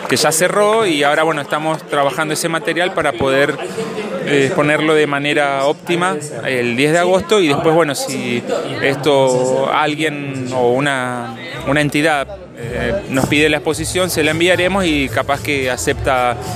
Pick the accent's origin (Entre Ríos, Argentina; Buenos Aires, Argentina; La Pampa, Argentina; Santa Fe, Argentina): Santa Fe, Argentina; En Santa Fe, sí. Somos de Santa Fe.